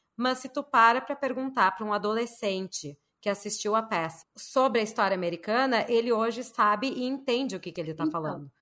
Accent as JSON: {"language": "Portuguese", "town": "Porto Alegre", "region": "Rio Grande do Sul", "country": "Brazil", "moved": "yes", "lives_now": "Miami, United States", "said": "sou de Porto Alegre"}